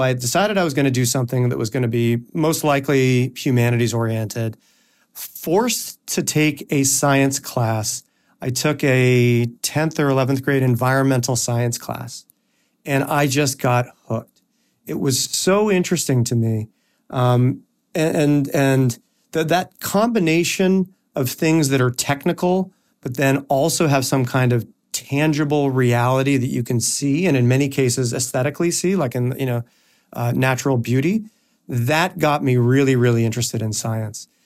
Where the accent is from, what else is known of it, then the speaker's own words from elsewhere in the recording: Toronto, Ontario, Canada; moved away as an adult; also born or lived in United States; I am from Toronto, Canada. That is where I was born, um, and I lived there through high school.